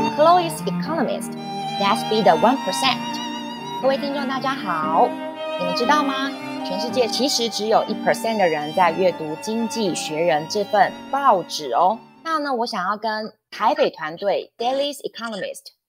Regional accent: Taiwan; 我们台湾人如果能够先站出来放眼世界，先去认识一下大家

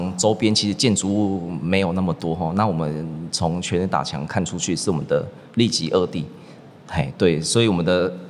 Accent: Guanshan, Taitung County, Taiwan; 我台东人，我是关山人。

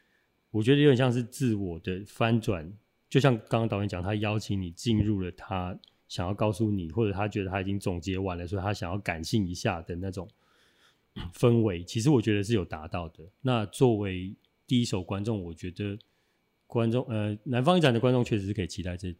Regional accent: Taichung, Taiwan; 因为我我我也是台中人，

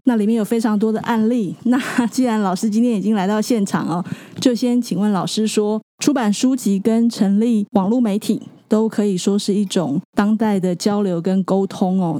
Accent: Tainan, Taiwan; 我是台南人

